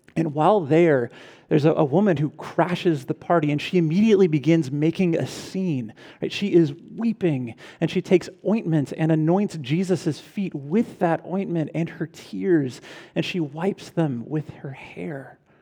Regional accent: California, United States; my home state

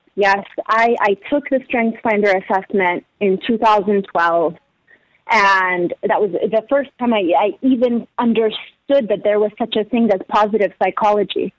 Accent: Abu Dhabi, United Arab Emirates; moved away; also born or lived in Danbury, Connecticut / Egypt (heritage); I was born and raised in Abu Dhabi

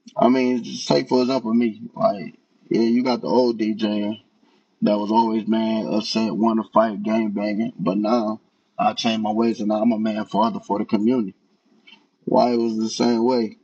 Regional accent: Detroit, Michigan, United States; now in Buckeye, United States; I grew up in Detroit, Michigan, and I currently live in Buckeye, Arizona

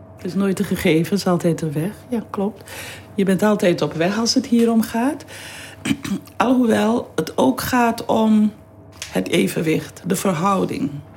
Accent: Suriname; also born or lived in Amsterdam Zuidoost / Utrecht; now in Netherlands; Ik ben geboren in Suriname

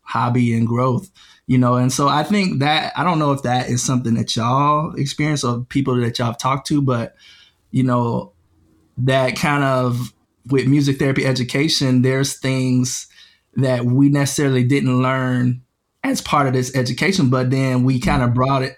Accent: Georgia, United States; also born or lived in Michigan; I was born in Michigan and raised in Georgia

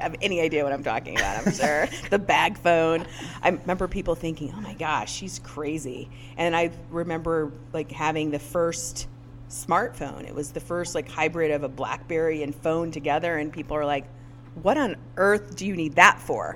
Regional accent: Northwest Indiana, United States; am born and raised in Northwest Indiana

